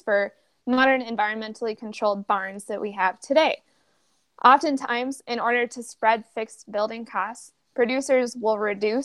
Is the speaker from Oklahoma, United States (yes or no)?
no; Fergus Falls, Minnesota, United States; I grew up in Fergus Falls, Minnesota, on a small hobby farm